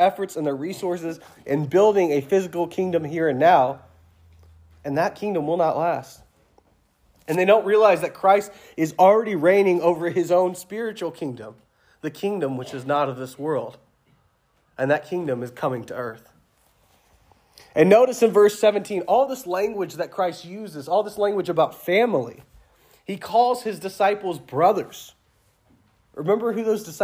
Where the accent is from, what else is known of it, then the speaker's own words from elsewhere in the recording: the South, United States; I'm from the South